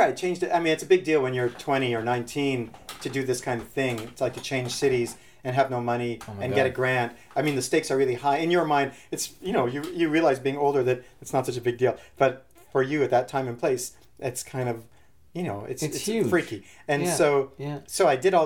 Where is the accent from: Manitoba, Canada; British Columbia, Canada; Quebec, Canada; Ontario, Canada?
Manitoba, Canada; Winnipeg; moved away as an adult; now in Toronto, Canada; I'm from Winnipeg, but I came here, I came here when I was 20